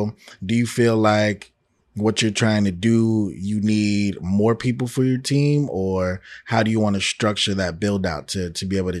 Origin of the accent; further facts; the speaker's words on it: New York, United States; you know, I'm from New York and everybody like, oh, I never liked the Knicks ever.